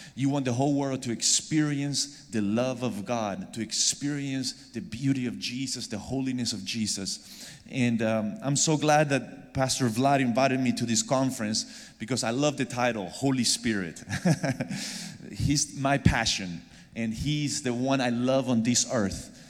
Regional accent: Argentina; moved away; I'm originally from Argentina

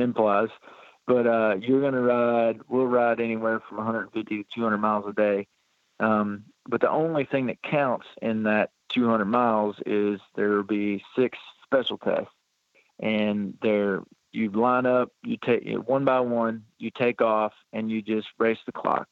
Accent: Flaherty, Kentucky, United States; also born or lived in Louisville, Kentucky; born in Louisville, Kentucky, but I've lived in Flaherty, Kentucky, my whole life

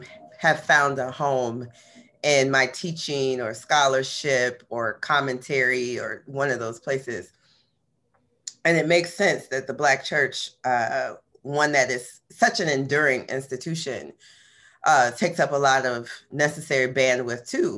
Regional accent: West Palm Beach, Florida, United States; my hometown of West Palm Beach, Florida

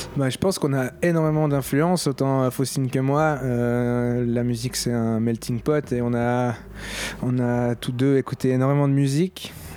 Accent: Switzerland; on n'est pas français, on est suisse, on est une minorité francophone

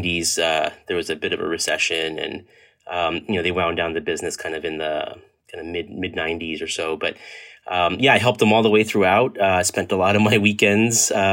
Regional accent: Edison, New Jersey, United States; also born or lived in Hoboken, New Jersey; I was born and raised in New Jersey, actually born in Hoboken, New Jersey, and lived kind of my formative years in the central and northern New Jersey, and most of the time actually in a town called Edison

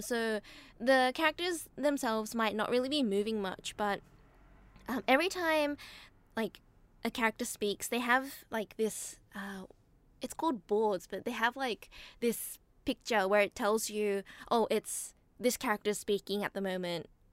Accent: Australia; now in Japan; I grew up in Australia

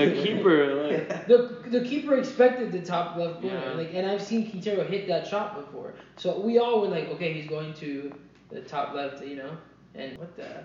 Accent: Colombia; I'm from Colombia

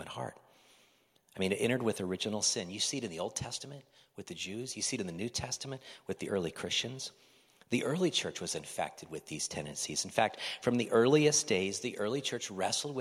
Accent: Oregon, United States

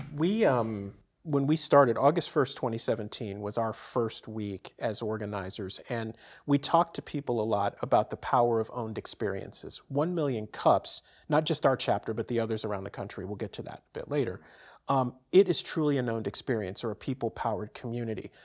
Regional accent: San Francisco, California, United States; moved away; born and raised in San Francisco, and I grew up around radio and T V stations as a kid

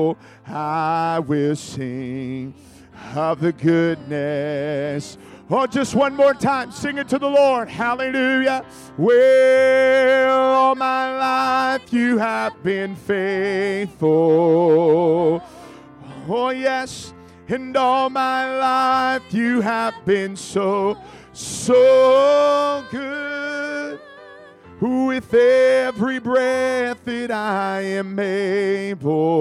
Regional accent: California, United States; I'm from California

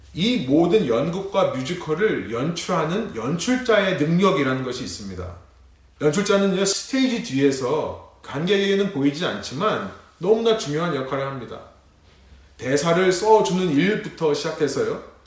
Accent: South Korea; now in United States; 우리 레분교회와 같이 한국인이지만 미국이라는 타지에 살고 있는

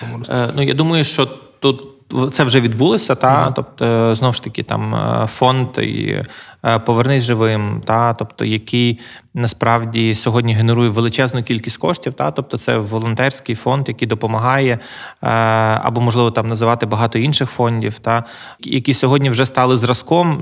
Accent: Lviv, Lviv Oblast, Ukraine; я народився у Львові. Е, я власне живу тут, е, планую тут жити.

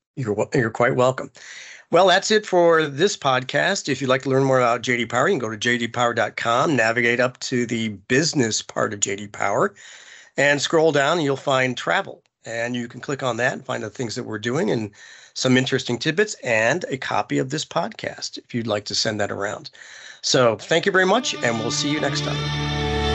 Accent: Indianapolis, Indiana, United States; also born or lived in Plainfield, Indiana; I'm a fellow Hoosier.

